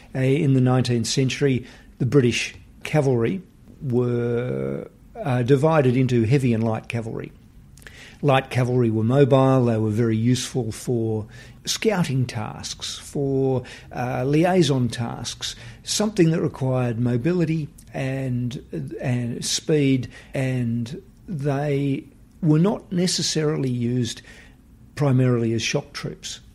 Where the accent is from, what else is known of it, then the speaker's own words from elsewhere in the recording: Western Australia, Australia; from my home state in Western Australia